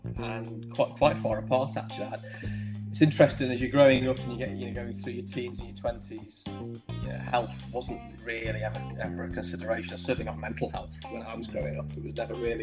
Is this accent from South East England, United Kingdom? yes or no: no; Chester, North West England, United Kingdom; moved away as an adult; now in Nottingham, United Kingdom; I live in Nottingham, born and bred in Chester. I moved over here in my mid-20s for business